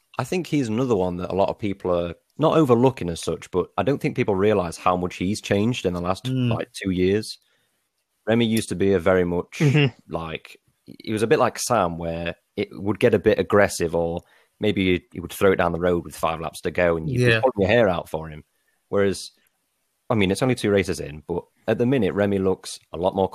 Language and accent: English; United Kingdom; as a Brit